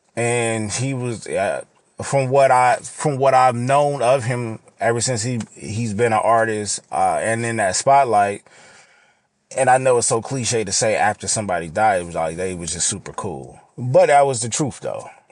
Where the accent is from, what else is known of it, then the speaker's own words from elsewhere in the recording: Los Angeles, California, United States; being from L